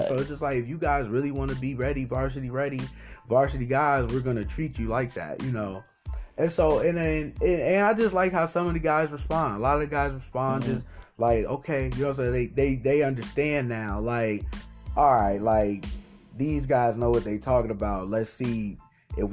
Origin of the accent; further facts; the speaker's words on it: Waukegan, Illinois, United States; I'm from Waukegan